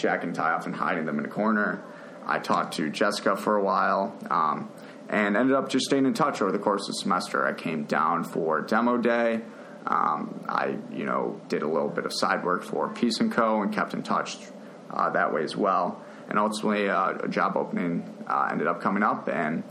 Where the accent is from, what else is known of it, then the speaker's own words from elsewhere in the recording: Appleton, Wisconsin, United States; moved away as an adult; also born or lived in Notre Dame, Indiana; I grew up in Appleton, Wisconsin, the Big Apple